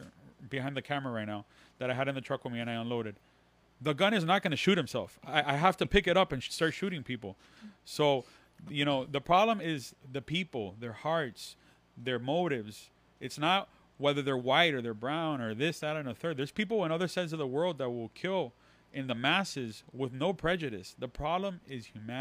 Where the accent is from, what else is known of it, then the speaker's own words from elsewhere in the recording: Miami, Florida, United States; accent: Latin; I have a Latin accent because I live in Miami and I was raised in Miami